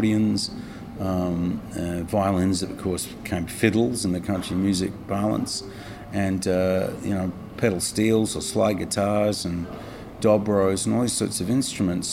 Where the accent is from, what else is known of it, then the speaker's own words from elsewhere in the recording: Australia; as an Australian